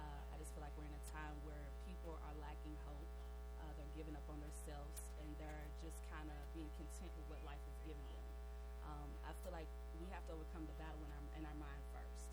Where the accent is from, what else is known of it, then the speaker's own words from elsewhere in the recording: Louisville, Kentucky, United States; accent: New York; moved away as an adult; also born or lived in New York; I grew up in the West End. I grew up in Village West